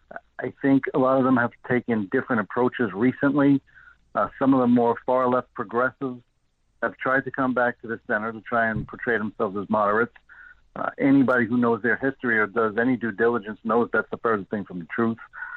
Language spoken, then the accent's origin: English; New York City, New York, United States; I grew up in Gravesend, Brooklyn, Ocean Parkway, East 2nd Street area, and I attended Severian High School in Bay Ridge.